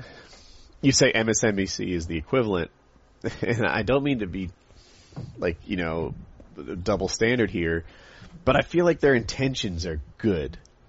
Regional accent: United States; accent: generic American; By and large, I feel like my accent is sort of that, like, a generic American accent.

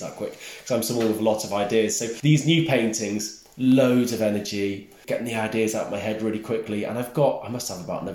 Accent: Snowdonia, Wales, United Kingdom; accent: Welsh; moved away; I grew up in Snowdonia, where there is colour, but it's quite dark and bleak quite a lot of the time.

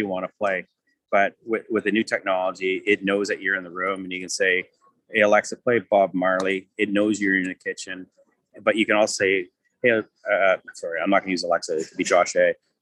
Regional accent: Canada; we're from Canada

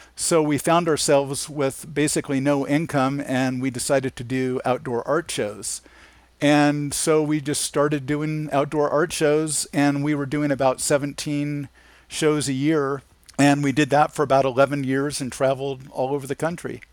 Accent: Anaheim, California, United States; I grew up in Anaheim, California

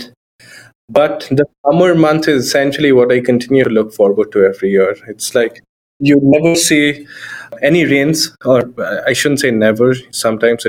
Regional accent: India; moved away as an adult; now in Seattle, United States; my upbringing in India

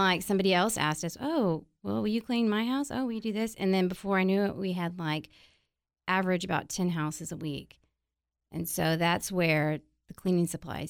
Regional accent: San Antonio, Texas, United States; moved away; No, I am from San Antonio.

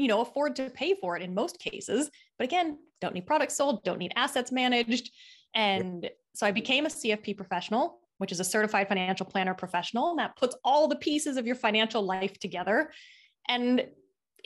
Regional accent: Seattle, Washington, United States; also born or lived in Australia; I'm originally from Seattle, Washington, but it's rainy and dreary there

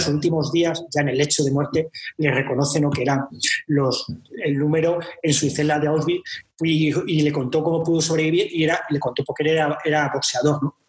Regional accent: Talavera de la Reina, Castilla-La Mancha, Spain; moved away as an adult; now in Valladolid, Spain; yo soy natural de Talavera de la Reina

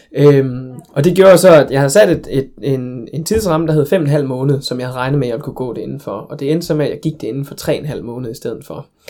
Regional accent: Denmark; jeg kommer fra Danmark

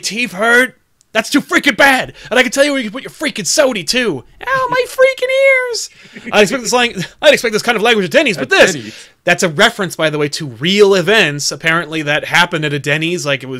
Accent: Utica, New York, United States; Well, I'm from Utica.

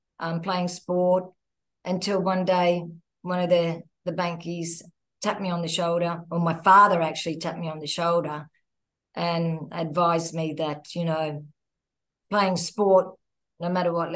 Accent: Queensland, Australia; moved away as an adult; now in Sydney, Australia; I'm Queensland born and bred, very proud of my Queenslanders, but living in Sydney, of course, for the last 23 years

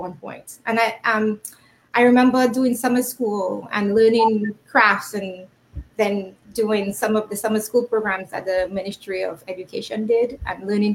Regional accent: Dominica; moved away as an adult; also born or lived in Canada; now in United States; I was raised in Dominica. I left home at 19-ish, about 19. So I spent all of my formative years in Dominica.

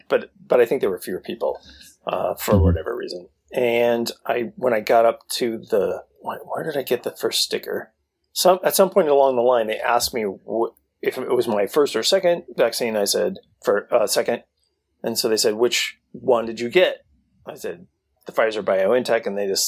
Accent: Cleveland, Oklahoma, United States; Hee-haw salutes my hometown of Cleveland, Oklahoma. Population 12,503.

